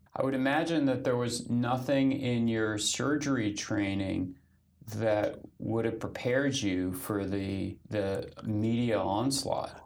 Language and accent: English; Washington, District of Columbia, United States; I was a teenager growing up in the Washington D.C. Yeah. area